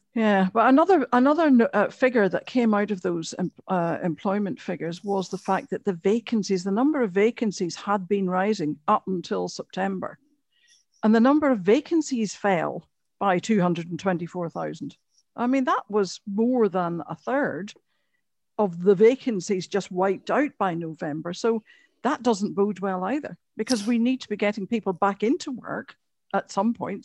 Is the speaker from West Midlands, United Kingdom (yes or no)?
no; Antrim, Northern Ireland, United Kingdom; I'm from Antrim. Beautiful place.